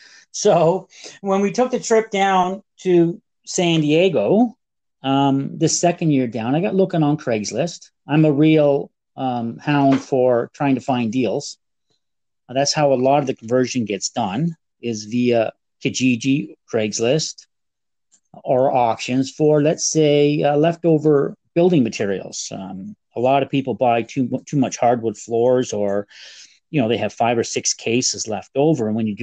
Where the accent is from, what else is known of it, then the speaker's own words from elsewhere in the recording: Canada; Being Canadian makes it a little more difficult because you got to do the conversion and you got to have that money with you.